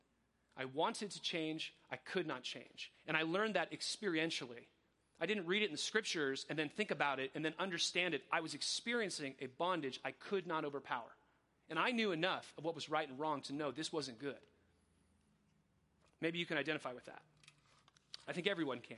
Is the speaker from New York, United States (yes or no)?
no; Coachella Valley, California, United States; also born or lived in Riverside, California; I was adopted when I was two by Mike and Sandy Sprankle. I was the youngest of three kids, and I grew up in the Coachella Valley